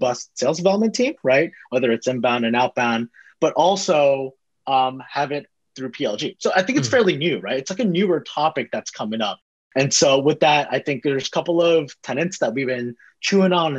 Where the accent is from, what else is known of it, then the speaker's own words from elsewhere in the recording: Bay Area, Silicon Valley, California, United States; I grew up in the Bay Area, grew up in the heart of Silicon Valley, grew up down the street from Apple